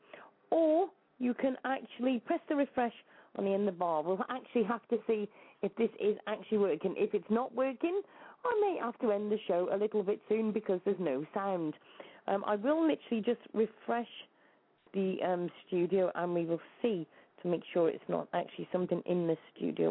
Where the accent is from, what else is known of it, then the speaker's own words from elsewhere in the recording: Shropshire, West Midlands, United Kingdom; I'm from Shropshire in the UK.